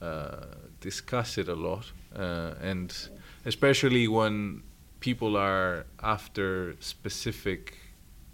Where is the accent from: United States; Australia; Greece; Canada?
Greece; you are taught most of these tragedies and about those writers in school in Greece